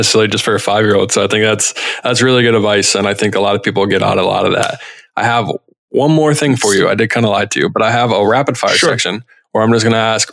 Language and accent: English; Charlotte, North Carolina, United States; I grew up in the South. I grew up in Charlotte